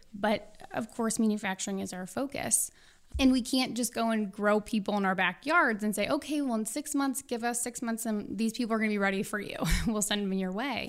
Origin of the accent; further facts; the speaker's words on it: St. Louis, Missouri, United States; I'm from Saint Louis, so your next question would be, which high school did you go